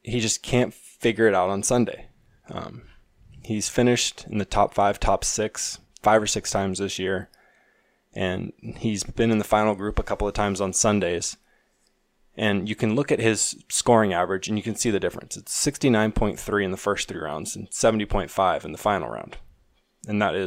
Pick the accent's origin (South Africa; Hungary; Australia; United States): United States; Pacific Northwest; I'm from the Pacific Northwest, and it rains a lot, and it's windy